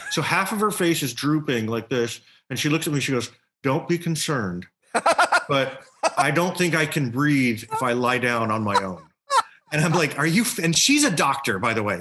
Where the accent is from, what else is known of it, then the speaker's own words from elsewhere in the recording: Louisiana, United States; Growing up in Louisiana